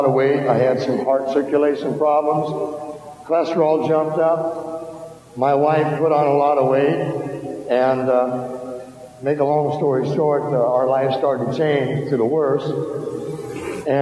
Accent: Iowa, United States; I'm originally from Iowa

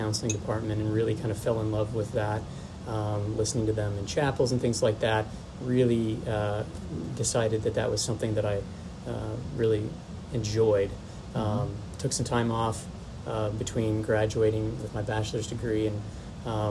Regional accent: Warsaw, Indiana, United States; also born or lived in Florida; born and raised in Warsaw, you know, born at Kosciuszko Community Hospital

